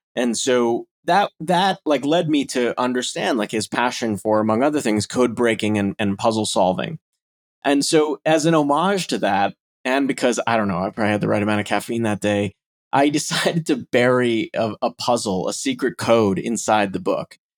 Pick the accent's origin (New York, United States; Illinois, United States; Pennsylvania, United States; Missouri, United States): Illinois, United States; Chicago; I, I am a Chicagoan and a Midwest native myself